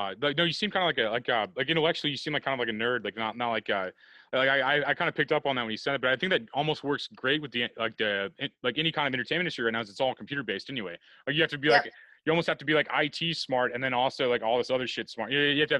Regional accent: Missouri, United States; I'm from Missouri

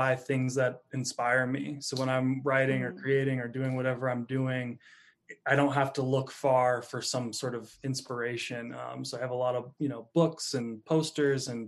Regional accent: Rutland, Vermont, United States; moved away as an adult; also born or lived in Phoenix, Arizona; now in Joshua Tree, United States; I grew up in Vermont, a little town called Rutland, and spent my first 20 years there

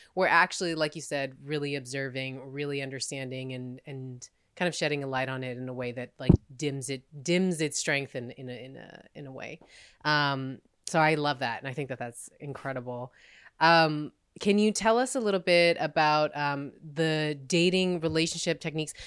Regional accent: United States

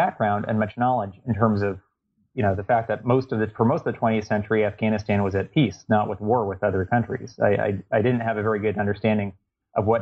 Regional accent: Los Angeles, California, United States; moved away as an adult; also born or lived in East Coast (Princeton, New Jersey); I grew up in the Los Angeles area and ended up coming to the East Coast for university.

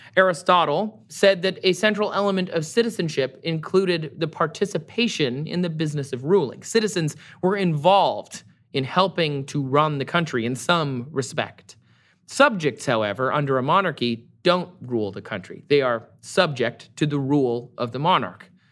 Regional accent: Michigan, United States; born or raised there; moved away

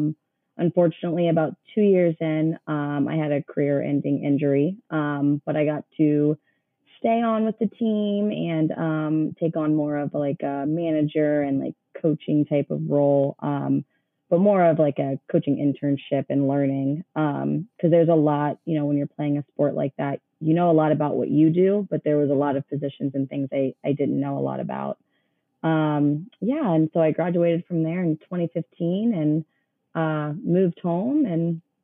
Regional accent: Columbus, United States; Yeah. So I grew up in Columbus, went to school here, played softball here.

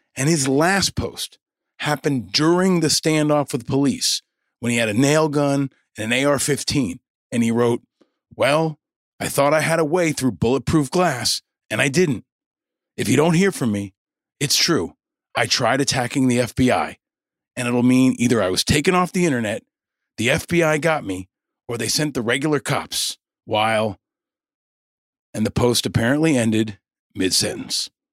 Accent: New York, United States; I grew up in New York listening to Rush Limbaugh

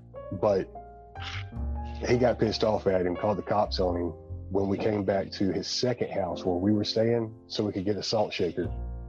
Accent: Alabama, United States; I think it's funny because I'm from Alabama.

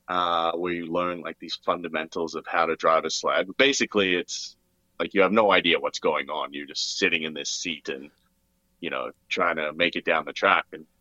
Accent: Australia; born there; accent: hybrid; also born or lived in Canada; So for me, actually, so I was born in Australia. That's why I have like kind of a weird, well, I don't know, I think I have like a hybrid accent.

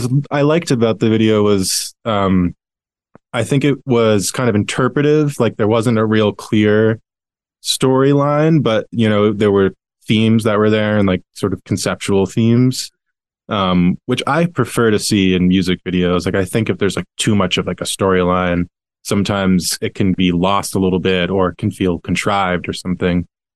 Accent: New York, United States; first of all, being a New Yorker, like you kind of yearn for something that feels like old New York.

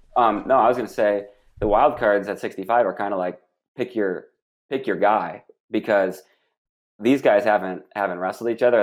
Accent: Michigan, United States; I'm from Michigan

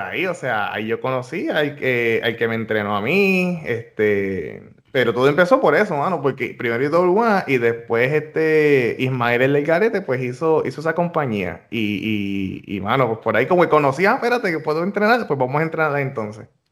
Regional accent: Ponce, Puerto Rico; now in United States; barrio donde yo soy, de, la organización que yo soy allá en, Ponce, este, en Los Caobos

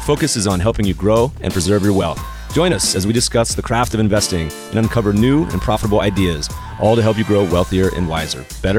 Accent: Canada; I feel like being a Canadian, we're going to have to talk about gold. All my Canadian friends, it's like, I think you exit the womb with a taste for the shiny metal

